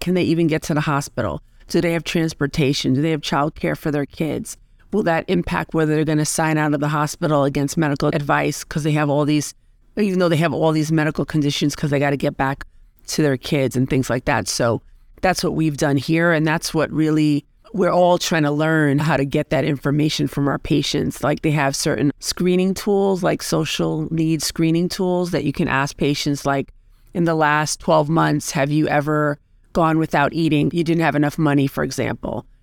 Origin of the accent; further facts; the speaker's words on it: New York City, New York, United States; I grew up in the Bronx